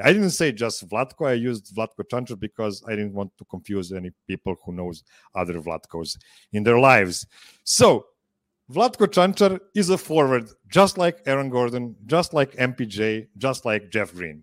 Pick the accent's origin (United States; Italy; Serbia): Serbia; English is a second language; two Serbians